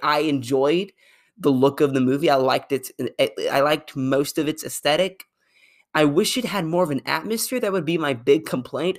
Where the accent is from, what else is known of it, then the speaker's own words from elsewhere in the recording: Arkansas, United States; I'm from Arkansas